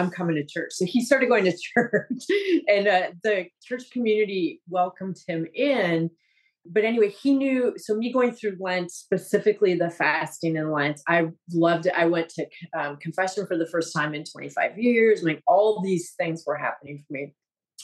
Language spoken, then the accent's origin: English; Wisconsin, United States; now in Florida, United States; I grew up in Wisconsin, Catholic